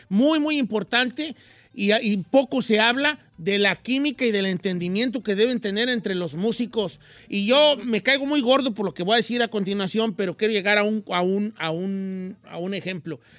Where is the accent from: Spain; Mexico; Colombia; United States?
United States; Modesto, California; De Modesto, California.